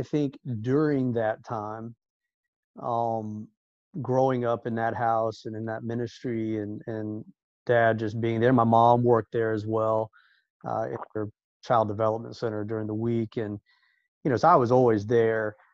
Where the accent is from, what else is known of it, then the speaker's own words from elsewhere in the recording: Orlando, Florida, United States; us growing up in Orlando at such a special time in Orlando